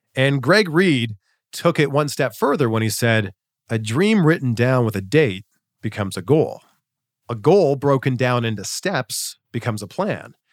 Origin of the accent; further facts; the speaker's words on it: Ontario, Canada; my hometown, Chex T V in Peterborough, Ontario